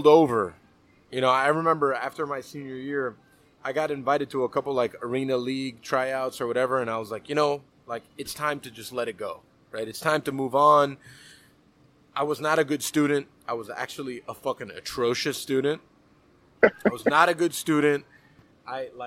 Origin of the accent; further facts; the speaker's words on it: Miami, Florida, United States; born and raised in Miami, right? Like, Cuban-American, you know, growing up with that pastelitos and croquetas culture